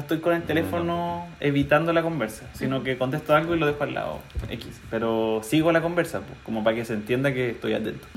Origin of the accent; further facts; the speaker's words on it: Chile; como sociedad chilena